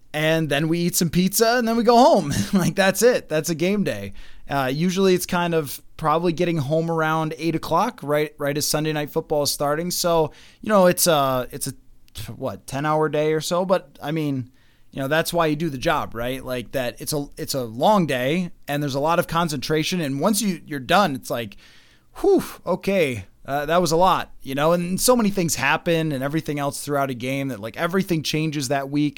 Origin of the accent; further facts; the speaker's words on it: Buffalo, New York, United States; moved away; Buffalo, obviously. um, 'cause it's my hometown